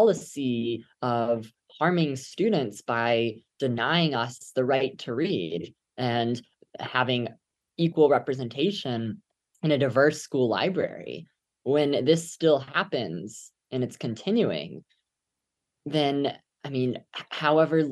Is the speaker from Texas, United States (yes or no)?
yes; Katy, Texas, United States; my hometown of Katy